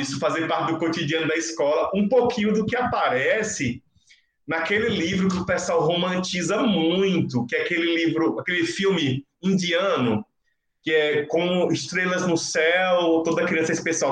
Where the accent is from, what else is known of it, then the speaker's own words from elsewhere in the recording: Northeast Brazil, Brazil; criança nordestina da, da, de origens rurais